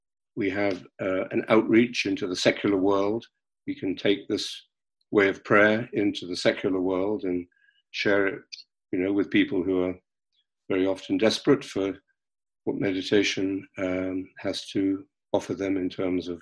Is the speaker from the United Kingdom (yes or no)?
yes; London, United Kingdom; I was born and brought up in London